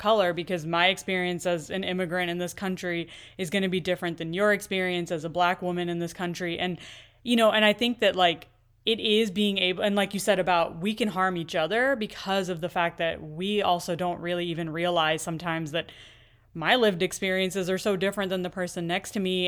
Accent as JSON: {"language": "English", "country": "United States", "tie": "born or raised there", "said": "I've pretty much grown up here in, in the U S"}